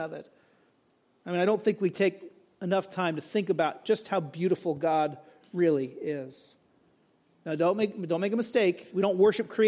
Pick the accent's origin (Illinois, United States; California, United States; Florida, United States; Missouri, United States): California, United States; moved away; also born or lived in Dallas, Texas; I grew up in California